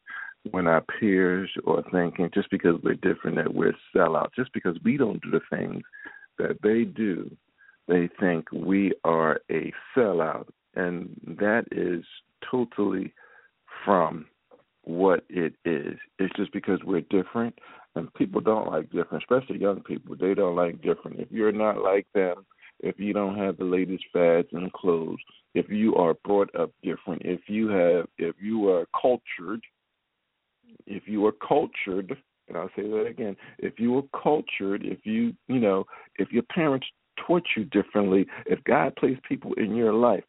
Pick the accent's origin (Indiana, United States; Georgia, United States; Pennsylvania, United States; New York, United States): Pennsylvania, United States; Philadelphia; moved away as an adult; now in Baltimore, United States; my hometown of Philadelphia